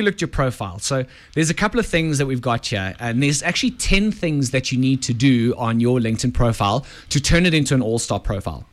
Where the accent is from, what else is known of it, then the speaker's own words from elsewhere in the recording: South Africa; We are South African